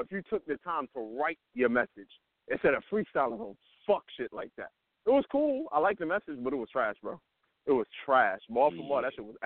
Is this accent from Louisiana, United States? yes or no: no; New York City, New York, United States; I'm from Brooklyn.